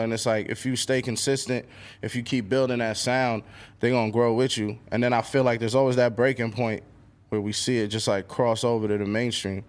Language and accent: English; New York City, New York, United States; growing up in Queens